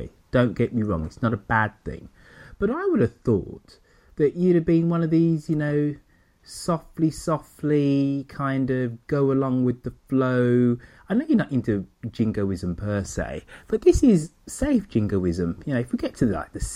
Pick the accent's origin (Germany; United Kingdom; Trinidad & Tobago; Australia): United Kingdom; England; I'm English